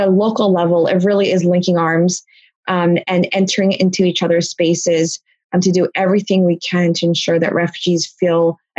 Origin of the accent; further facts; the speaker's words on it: Blue Bell, Pennsylvania, United States; also born or lived in Philadelphia; I was born in Philly, but my parents moved to Bluebell. And my parents still live there. And that's the town that I grew up